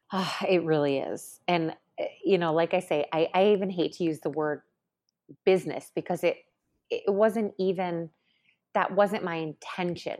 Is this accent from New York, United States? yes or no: yes; Syracuse, New York, United States; moved away; coming from a small town, I'm from Syracuse